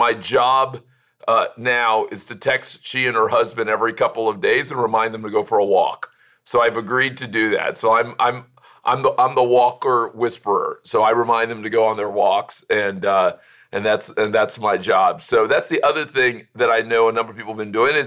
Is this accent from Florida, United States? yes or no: yes; Miami, Florida, United States; as a kid growing up in Miami